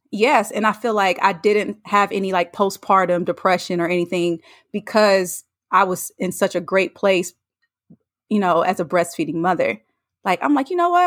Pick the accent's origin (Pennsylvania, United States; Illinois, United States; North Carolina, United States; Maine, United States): North Carolina, United States; moved away; I'm from North Carolina. I went home to see family